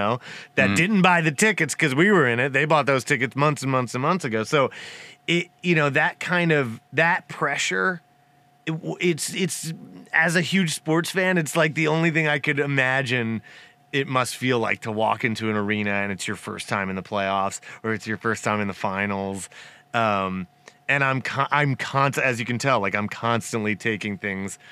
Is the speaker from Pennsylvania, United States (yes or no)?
yes; Abington, Pennsylvania, United States; now in California, United States; growing up in Philly